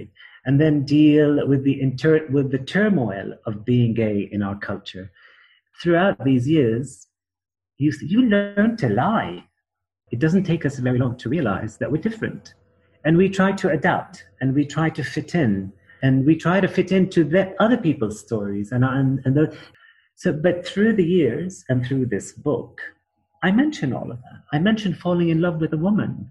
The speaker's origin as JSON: {"language": "English", "country": "Kuwait", "tie": "born or raised there", "also_born_or_lived": "Jordan / Palestine", "moved": "yes", "said": "I was born in Kuwait, but I'm not Kuwaiti"}